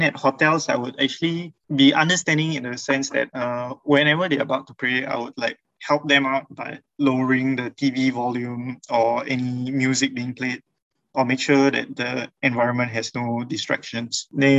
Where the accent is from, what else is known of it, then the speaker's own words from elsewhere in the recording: India; I'm an Indian Muslim convert, currently 28.